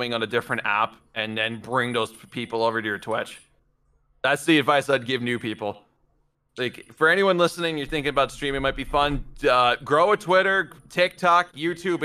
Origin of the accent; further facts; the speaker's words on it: United States; I'm American.